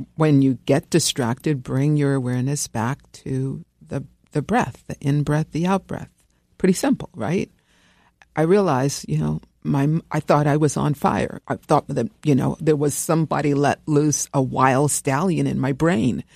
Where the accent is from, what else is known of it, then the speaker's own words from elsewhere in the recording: New York City, New York, United States; I grew up here in New York, um, in, uh, the People's Republic of Brooklyn